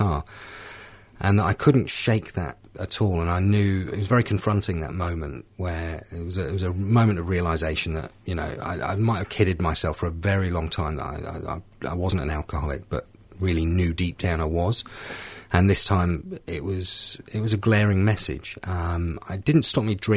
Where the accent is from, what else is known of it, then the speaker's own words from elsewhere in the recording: United Kingdom; I came into the rooms in the UK, in my hometown